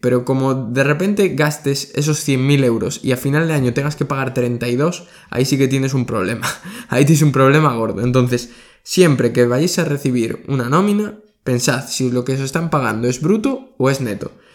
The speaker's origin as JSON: {"language": "Spanish", "country": "Spain", "said": "de España, que es de donde soy yo"}